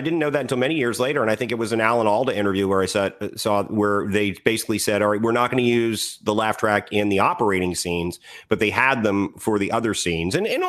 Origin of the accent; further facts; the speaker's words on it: Northern Virginia, United States; I grew up in Northern Virginia